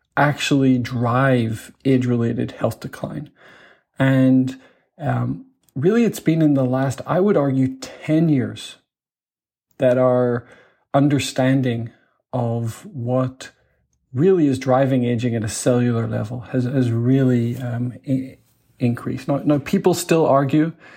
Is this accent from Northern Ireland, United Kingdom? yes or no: yes; Belfast, Northern Ireland, United Kingdom; moved away as an adult; also born or lived in Manchester; I grew up in Belfast in the north of Ireland in the you know the the 80s